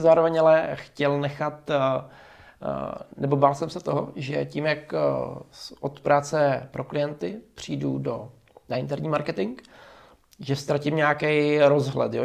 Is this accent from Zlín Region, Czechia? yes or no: yes; Zubří, Zlín Region, Czechia; já jsem byl ze Zubří